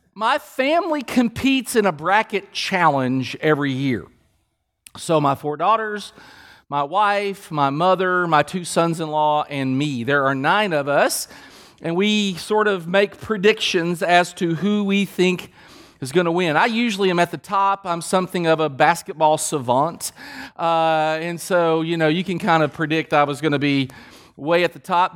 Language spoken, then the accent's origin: English; Kentucky, United States; We're from Kentucky.